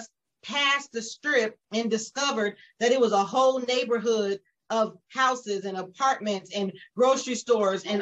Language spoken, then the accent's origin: English; Las Vegas, Nevada, United States; moved away as an adult; now in San Antonio, United States; I'm from Las Vegas, but next month, it'll be 5 years that I've been living in San Antonio